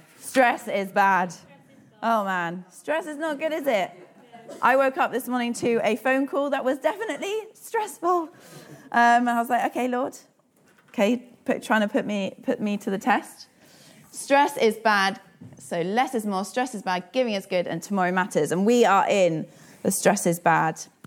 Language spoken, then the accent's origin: English; South Africa; I am South African